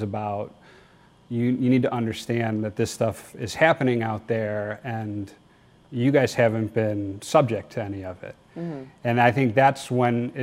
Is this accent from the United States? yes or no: yes; Naperville, Illinois, United States; I grew up in Naperville.